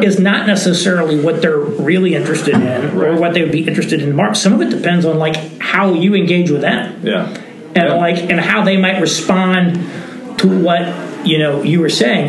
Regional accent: Indiana, United States; now in New York City, United States; I live in New York City, and uh, my wife is from Indiana, and so I'm from Indiana

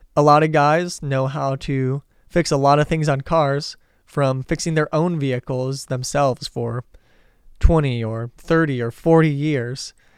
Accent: Detroit, Michigan, United States; moved away; I'm originally from the Detroit area

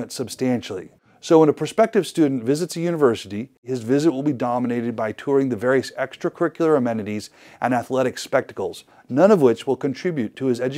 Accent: Idaho, United States; my home state of Idaho

